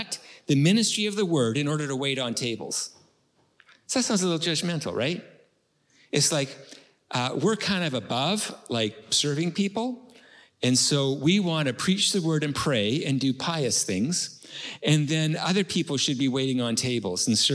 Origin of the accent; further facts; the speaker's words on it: Canada; I'm from Canada